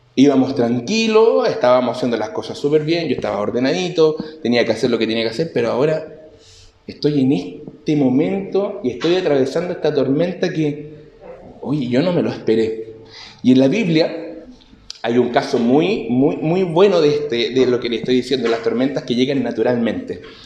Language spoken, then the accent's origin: Spanish; Concepción, Biobío, Chile; soy de Concepción